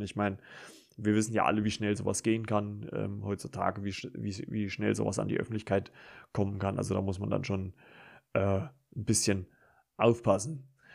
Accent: Germany; bei uns in Deutschland

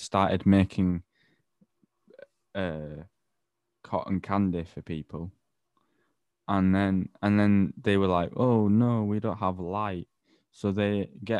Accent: Ireland; I'm Irish

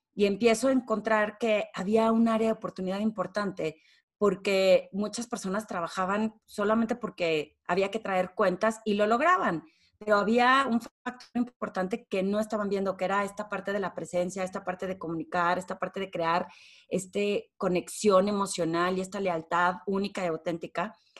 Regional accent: Torreón, Coahuila, Mexico; moved away as an adult; now in Mexico City, Mexico; soy de Torreón

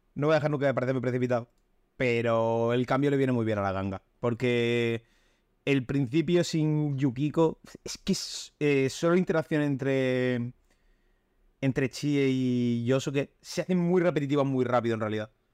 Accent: Almería, Andalusia, Spain; soy de Almería

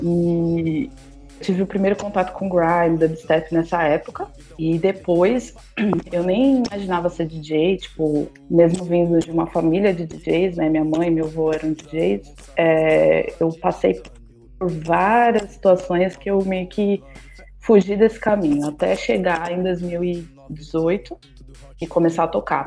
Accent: ABC Paulista, São Paulo, Brazil; now in São Paulo, Brazil; eu moro em São Paulo, mas eu sou da ABC

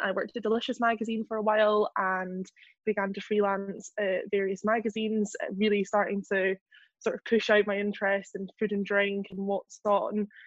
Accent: Scotland, United Kingdom; also born or lived in Edinburgh / London; I grew up in like back swampy Lothian here in Scotland

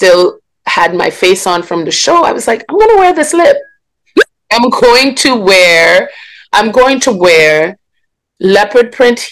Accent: Grenada; also born or lived in Guyana; I grew up in Grenada, yes. I was actually born in Guyana in South America, mm-hmm. and moved to Grenada when I was very young. So that's where I grew up

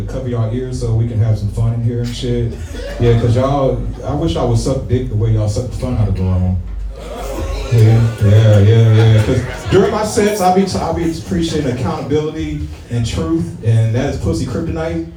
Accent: St. Louis, Missouri, United States; I am from St. Louis

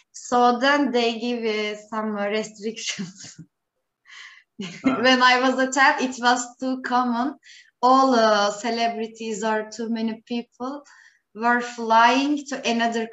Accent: Turkey

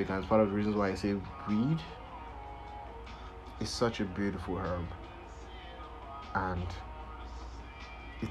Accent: Nigeria; I am Nigerian

